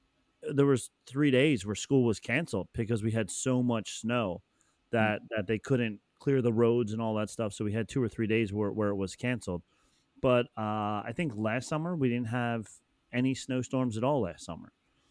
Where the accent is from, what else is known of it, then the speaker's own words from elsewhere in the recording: Pennsylvania, United States; now in New Jersey, United States; I grew up in Pennsylvania, right on the other side of...